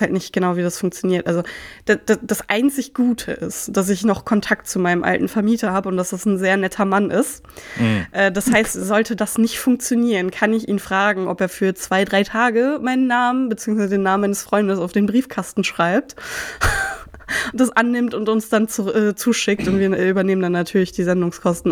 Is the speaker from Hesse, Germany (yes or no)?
yes; Marburg, Hesse, Germany; moved away; nach Marburg geschickt, wo ich herkomme